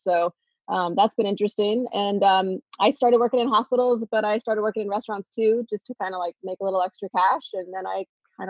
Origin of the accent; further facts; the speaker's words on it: Florida, United States; moved away as an adult; now in San Diego, United States; Florida. Lived there until I was 21.